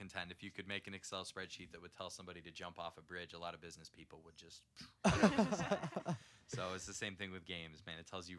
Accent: Denver, Colorado, United States; also born or lived in Boston, Massachusetts; been a Denver resident or Colorado resident pretty much my entire life.

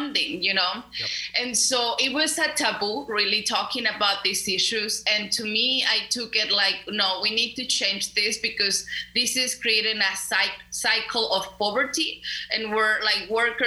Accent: León, Guanajuato, Mexico; English is a second language; moved away as an adult; also born or lived in Mexico City, Mexico; now in Arkansas, United States; I am originally from Mexico. I am from a city called León, Guanajuato, which is a city north Mexico City.

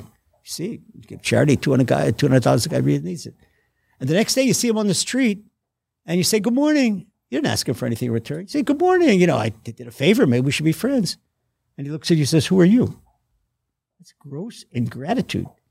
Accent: Washington, District of Columbia, United States; moved away as an adult; now in Israel; I grew up, I was born in Washington, D C, in an inner city slum

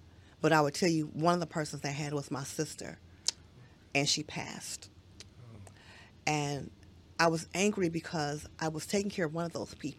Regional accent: Detroit, Michigan, United States; I'm from Detroit

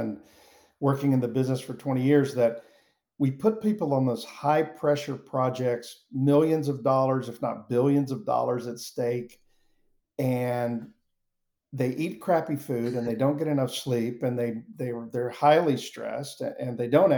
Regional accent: Mobile, Alabama, United States; moved away; also born or lived in Atlanta; I'm originally from Mobile, Alabama

